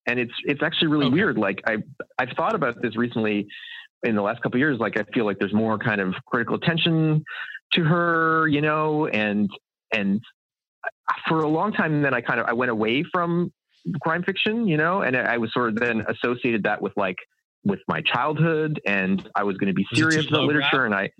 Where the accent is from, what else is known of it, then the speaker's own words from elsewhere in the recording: Canada; I think maybe it comes from growing up in Canada